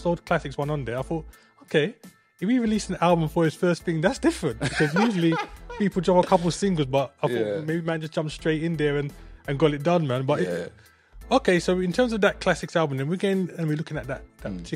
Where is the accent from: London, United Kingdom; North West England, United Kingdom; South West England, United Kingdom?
London, United Kingdom; I'm from London as well.